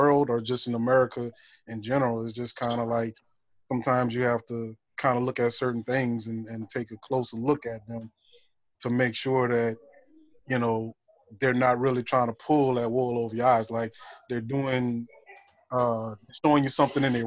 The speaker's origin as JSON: {"language": "English", "town": "Lutcher", "region": "Louisiana", "country": "United States", "also_born_or_lived": "Lafayette, Louisiana", "said": "I was the only one that actually claimed Lutcher"}